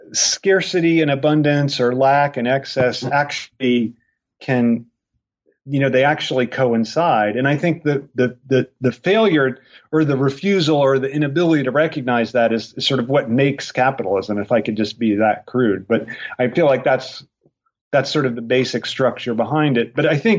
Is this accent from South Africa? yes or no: no; Ireland; I am Irish.